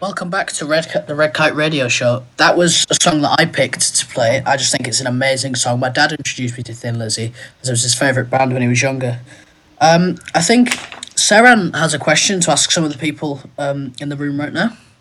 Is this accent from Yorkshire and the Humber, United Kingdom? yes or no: yes; Leeds, Yorkshire and the Humber, United Kingdom; staying in my hometown of Leeds